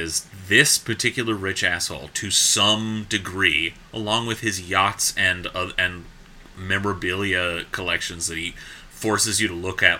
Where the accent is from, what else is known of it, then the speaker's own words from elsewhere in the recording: Seattle, Washington, United States; but I'm from Seattle and I am here to demonize the successful.